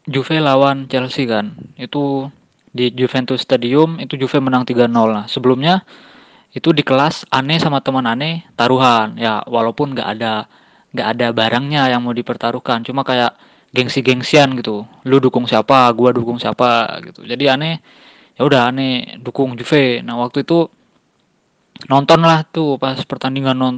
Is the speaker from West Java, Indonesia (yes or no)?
yes; Bandung, West Java, Indonesia; ane dari Bandung, mahasiswa di salah satu kampus di Bandung.